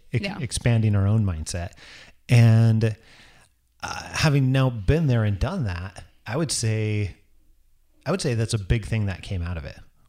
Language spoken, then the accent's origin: English; Idaho, United States; I'm originally from Northern Idaho.